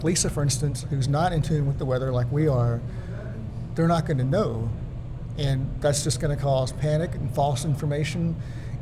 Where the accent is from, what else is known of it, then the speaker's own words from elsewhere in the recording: Pearland, Texas, United States; growing up in Pearland, Texas, which is far inland.